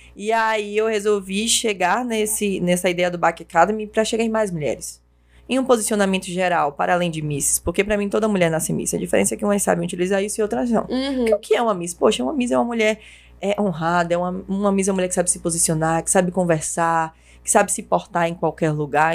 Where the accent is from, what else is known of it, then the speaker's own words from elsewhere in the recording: Cruz das Almas, Bahia, Brazil; não tinha municipal na minha cidade, né? Como eu sou de Cruz das Almas